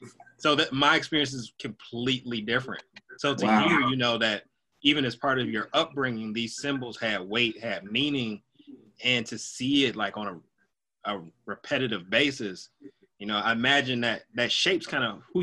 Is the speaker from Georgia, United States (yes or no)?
no; Detroit, Michigan, United States; I'm from Detroit, which is, you know, when I was growing up, it was like 90% Black. So I think there were like three white kids in my graduating class.